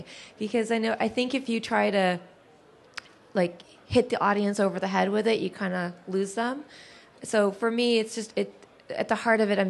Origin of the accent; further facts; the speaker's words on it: Canada; I'm Canadian. I was born in Canada, but I'm of Arab descent